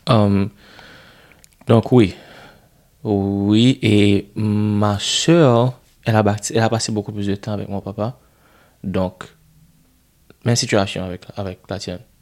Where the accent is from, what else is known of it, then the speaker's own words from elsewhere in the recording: Haiti; first language Haitian Creole; French is a second language; le créole, c'est ma langue maternelle